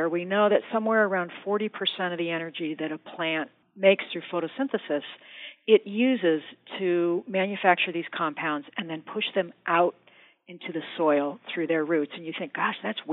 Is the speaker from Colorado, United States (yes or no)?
yes; suburb south of Denver, Colorado, United States; I grew up in Colorado, not like up in the mountains, but in this sort of average suburb south of Denver